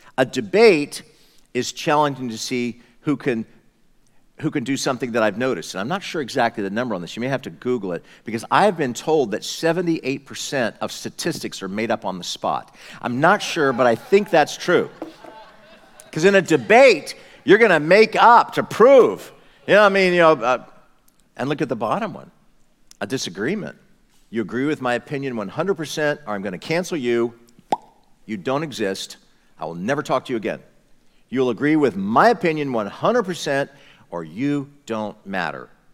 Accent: United States; I'm just an American

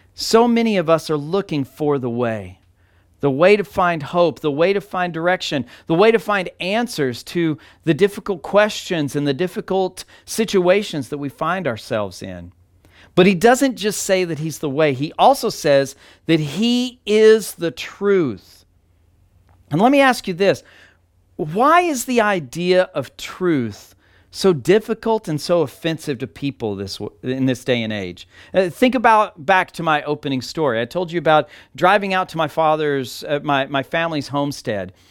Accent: Texas, United States; moved away; my hometown in Texas

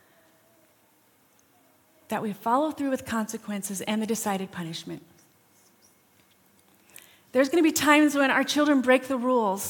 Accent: Rapid City, South Dakota, United States; We grew up in Rapid City.

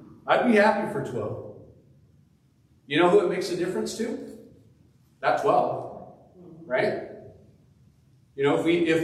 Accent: Puyallup, Washington, United States; born or raised there; now in Eastern Washington, United States

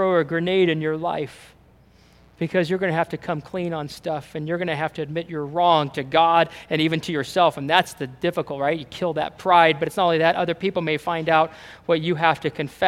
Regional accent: United States; we're American and we're Christian

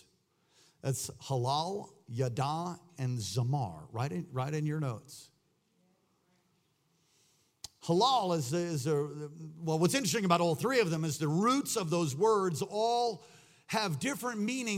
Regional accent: New York, United States; accent: New York; I've had people make fun of my New York accent.

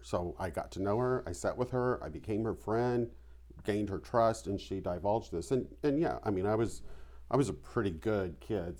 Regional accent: Vandalia, Illinois, United States; I grew up in southern Illinois. It was about seventy miles from Saint Louis, um, in a little town called Vandalia

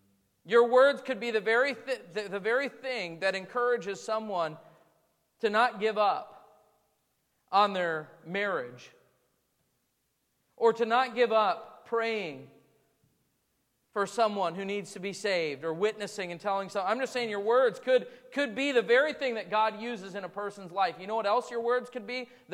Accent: Wisconsin, United States; I grew up in southeastern Wisconsin, which is kind of a mixture of that real strong northern, you know, way of talking, and a little bit of the Chicago

